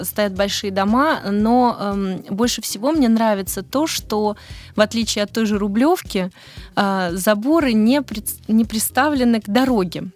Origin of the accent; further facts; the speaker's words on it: Moscow, Russia; also born or lived in Netherlands / Belgium; now in Snegiri, Russia; я москвичка, ну, в смысле, по рождению